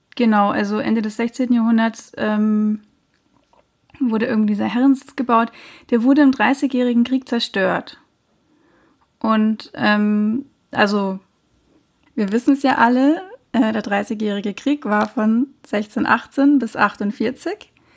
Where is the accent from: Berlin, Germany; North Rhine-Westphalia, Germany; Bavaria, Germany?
Bavaria, Germany; Munich; ich bin ja so im Münchner Nordwesten aufgewachsen